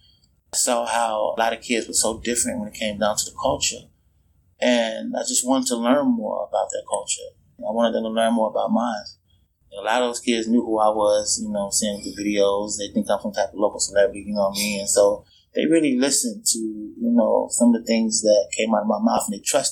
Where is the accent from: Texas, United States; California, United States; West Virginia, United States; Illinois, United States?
Illinois, United States; Chicago; now in Des Moines, United States; Grew up in the South Side of Chicago.